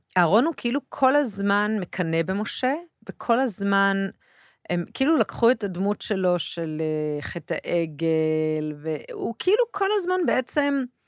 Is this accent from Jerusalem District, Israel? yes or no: yes; Jerusalem, Jerusalem District, Israel; also born or lived in a moshav (unnamed); אני גדלתי במושב, ואחר כך בירושלים.